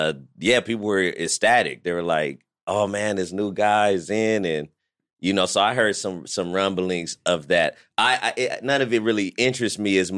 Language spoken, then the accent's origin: English; Fresno, California, United States; moved away as an adult; also born or lived in Los Angeles, United States; now in Vancouver, Canada; I'm from Fresno. But I went to college in L.A. I started all I did a lot of shit in L.A. Then I came to Vancouver.